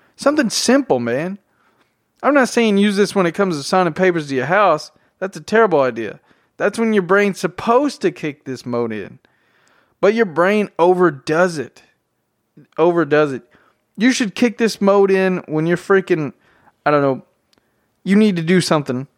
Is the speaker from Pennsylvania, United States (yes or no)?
no; Tennessee, United States; accent: southern drawl; I'm from Tennessee. I have a very southern accent, drawl